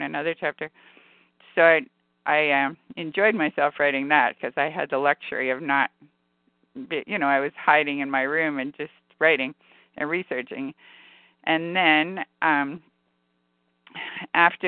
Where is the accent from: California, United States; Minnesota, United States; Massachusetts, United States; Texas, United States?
California, United States; I'm from California